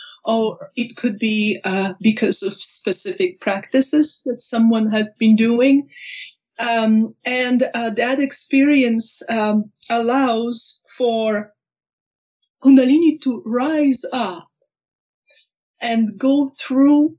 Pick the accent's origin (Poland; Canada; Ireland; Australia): Poland; also born or lived in Maui, Hawaii / Anchorage, Alaska; now in Reno, United States; I was born in Poland. My parents were actors. I grew up for the first few years with my grandma